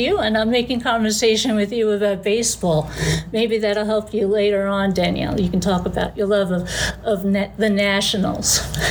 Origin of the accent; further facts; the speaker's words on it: New York City, New York, United States; moved away; I grew up in the New York City area.